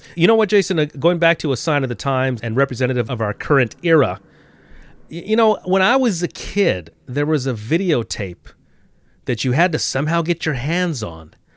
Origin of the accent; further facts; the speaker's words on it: California, United States; as a West Coaster, as a Californian